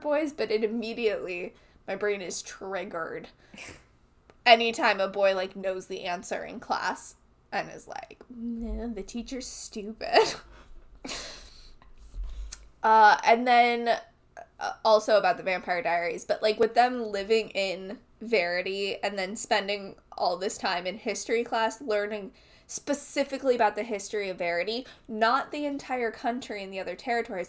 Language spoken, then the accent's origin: English; United States; our country the United States of America